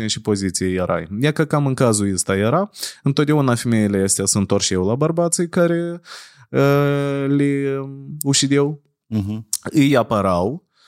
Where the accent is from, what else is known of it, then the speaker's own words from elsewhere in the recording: Chișinău, Moldova; noi întotdeauna crescând în Chișinău